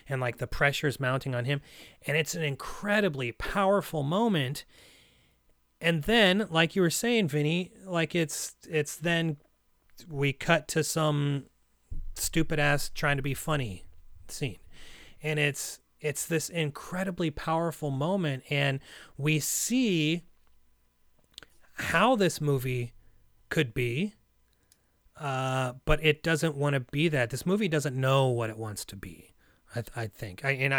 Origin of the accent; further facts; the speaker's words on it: Russia; You know, I have, you know, Russian relatives. I'm from Russia. I have a Russian name. I eat Russian food. I go to a Russian church, but that's it.